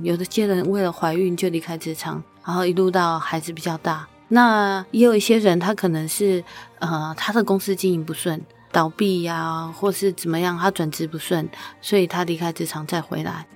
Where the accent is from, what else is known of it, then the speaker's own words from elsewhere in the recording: Taiwan; 作为一个台湾人，我以前没有去过欧洲的